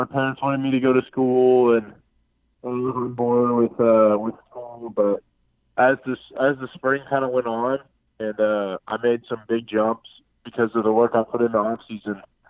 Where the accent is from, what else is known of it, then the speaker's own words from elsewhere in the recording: Houston, Texas, United States; I'm from Northwest Houston. I'm from the Cypress area